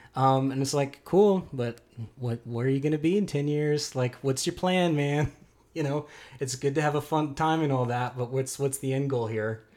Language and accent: English; Keller, Texas, United States; David and I both grew up in the Metroplex, and I grew up in Keller